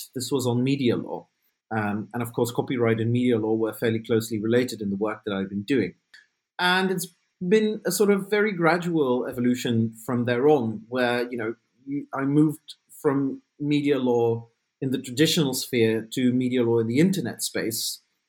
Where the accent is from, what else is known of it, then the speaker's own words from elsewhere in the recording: Belgium; And I grew up in Belgium in a fairly small town. And I really wanted to sort of broaden my horizons and figure out, you know, what's beyond my little town.